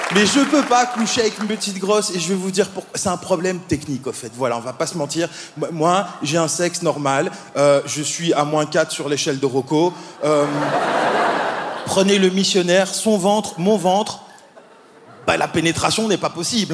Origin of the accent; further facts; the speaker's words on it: Belgium; moi, je viens de Belgique.